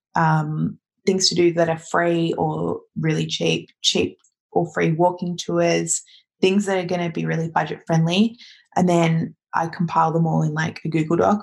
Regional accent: Australia; moved away; as an Australian

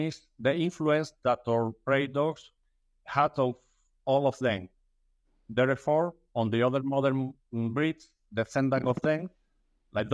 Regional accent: Seville, Andalusia, Spain; I'm from Sevilla, a beautiful city in South Spain.

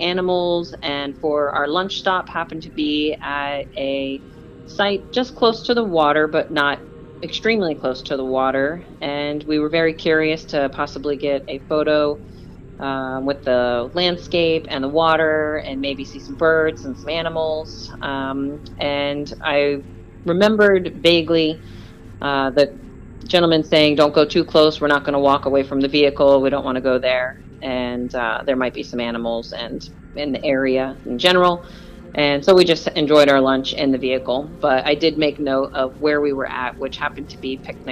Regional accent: Florida, United States; we're from Florida

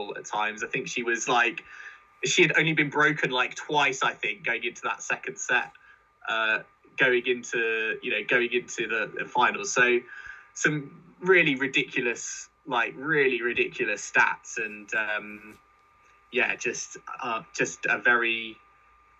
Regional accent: United Kingdom; as British fans

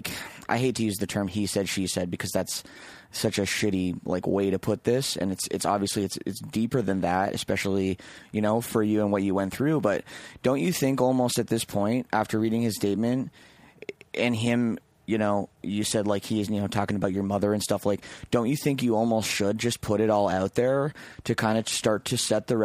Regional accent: Oakville, Ontario, Canada; The … guys are from my hometown, like Oakville, Ontario

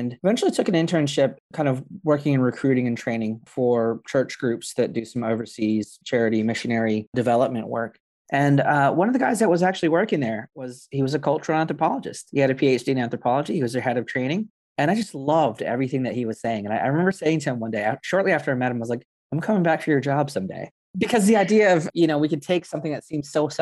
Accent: Atlanta, Georgia, United States; moved away as an adult; now in York, United Kingdom; I'm originally from Atlanta, Georgia. Grew up in Metro Atlanta.

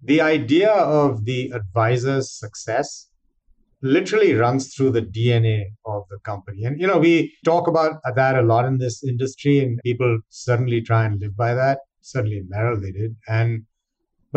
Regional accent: India; moved away as an adult; now in United States; I grew up in India

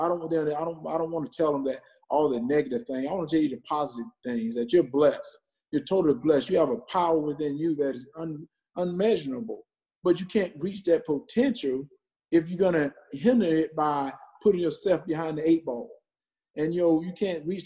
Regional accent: Wrightsville, Georgia, United States; also born or lived in Minnesota; I moved from Wrightsville, where I had this close-knit family, and moved to the University of Georgia

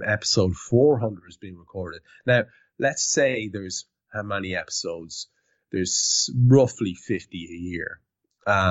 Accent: Ireland; as an Irish lad

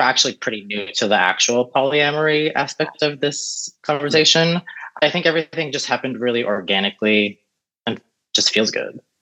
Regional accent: Florida, United States; also born or lived in San Francisco Bay Area; now in Los Angeles, United States; I was born in the Bay Area, grew up in Florida

